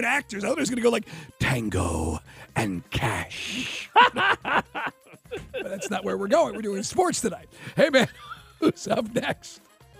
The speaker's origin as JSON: {"language": "English", "region": "New York", "country": "United States", "tie": "born or raised there", "moved": "yes", "said": "as a kid growing up in New York"}